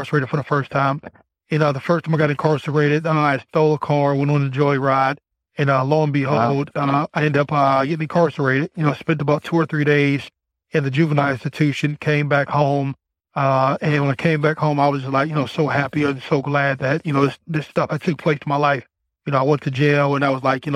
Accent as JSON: {"language": "English", "town": "Youngstown", "region": "Ohio", "country": "United States", "tie": "born or raised there", "said": "I come from Youngstown, Ohio"}